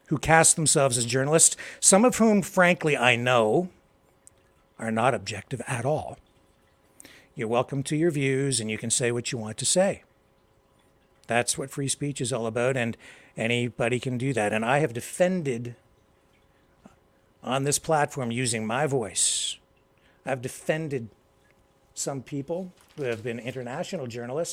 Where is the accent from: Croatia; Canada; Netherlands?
Canada; I am a Canadian. I live here.